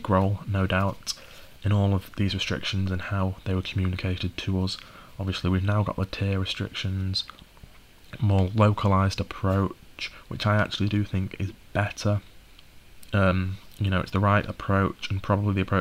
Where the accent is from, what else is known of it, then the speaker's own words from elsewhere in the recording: the north of England, United Kingdom; I'm from the North, living not far from Manchester now and going to university in Manchester